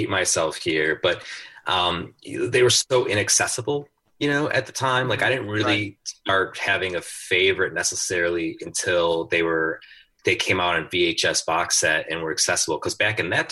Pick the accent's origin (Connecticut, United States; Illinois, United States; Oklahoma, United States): Illinois, United States; Chicago; going to Chicago, I grew up on the South Side